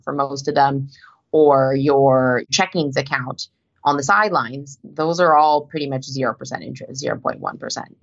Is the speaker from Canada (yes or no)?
yes; Canada; moved away as an adult; now in United States; I'm actually a Canadian that's only recently full-time moved to the US.